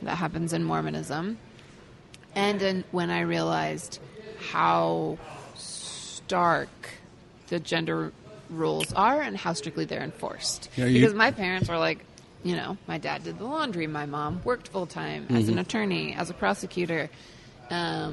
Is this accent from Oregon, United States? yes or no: yes; Hood River, Oregon, United States; moved away; It's a very small town, so I'm from it's a tiny, tiny town, very rural, sort of orchards, lots of pear and apple orchards there. So it was a great place to grow up.